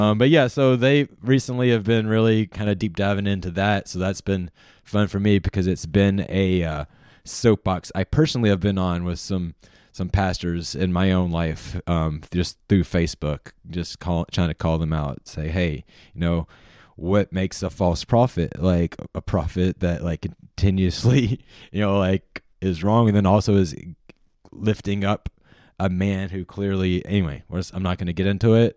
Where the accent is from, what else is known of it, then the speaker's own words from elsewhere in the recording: Charlotte, North Carolina, United States; growing up in Charlotte, North Carolina